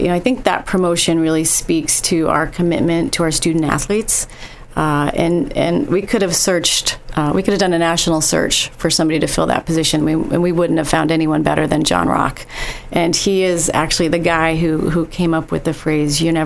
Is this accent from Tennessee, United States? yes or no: no; northeastern Pennsylvania, United States; born or raised there